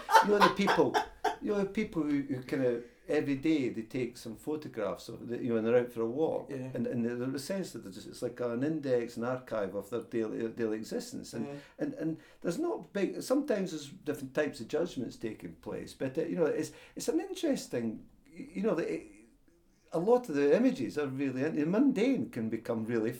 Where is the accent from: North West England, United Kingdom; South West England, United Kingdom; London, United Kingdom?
London, United Kingdom; born there; like I was born in London, and after 40 years in London, people say, well, should I go home?